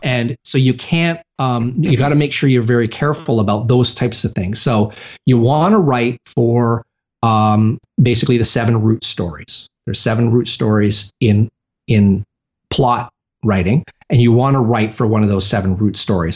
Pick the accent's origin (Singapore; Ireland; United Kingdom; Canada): Canada; now in United States; I'm originally from Canada